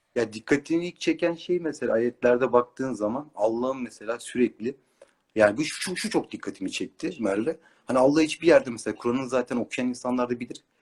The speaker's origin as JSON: {"language": "Turkish", "region": "Istanbul", "country": "Turkey", "tie": "born or raised there", "said": "Doğma büyüme İstanbulluyum."}